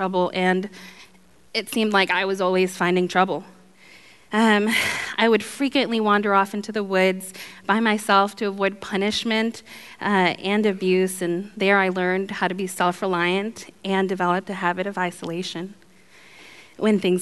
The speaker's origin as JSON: {"language": "English", "country": "Guatemala", "tie": "born or raised there", "said": "I was born in Guatemala to a mom and dad who struggled with alcoholism and drug addiction"}